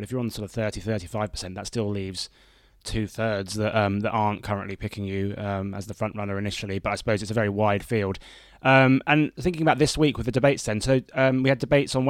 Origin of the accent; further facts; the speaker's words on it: United Kingdom; now in United States; being a Brit over here